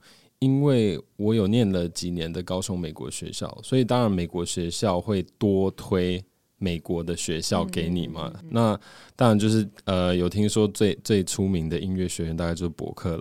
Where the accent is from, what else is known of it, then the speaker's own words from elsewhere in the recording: Hong Kong; born there; 我我个人其实是在香港出生的，我我爸妈是在香港认识的，嗯、然后在那边就是等于说成家，嗯、对，所以其实香港也是个非常国际的地方